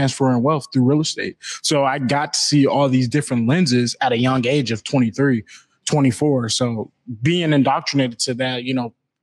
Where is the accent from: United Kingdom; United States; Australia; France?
United States; Seattle, Washington; where I grew up in South Seattle